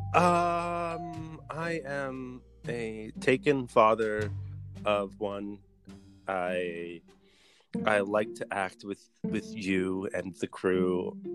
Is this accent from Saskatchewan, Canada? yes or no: no; Halifax, Nova Scotia, Canada; now in Edmonton, Canada; I was born in Halifax